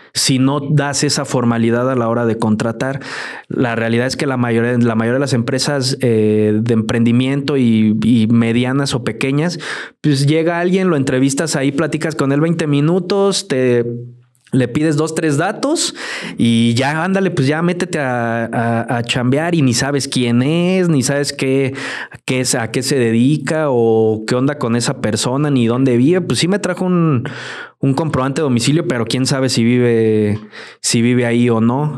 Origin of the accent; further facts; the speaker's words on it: Mexico; así somos el mexicano